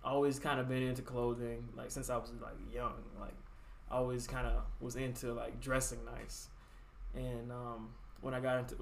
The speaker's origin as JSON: {"language": "English", "town": "Fontana", "region": "California", "country": "United States", "tie": "born or raised there", "also_born_or_lived": "Washington, D.C.", "moved": "as an adult", "said": "Fontana, California. I will rep the city till I die."}